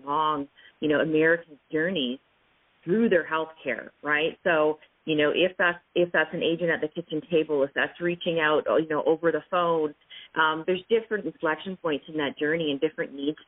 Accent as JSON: {"language": "English", "town": "London", "region": "Ontario", "country": "Canada", "said": "I'm originally from London, Ontario, Canada."}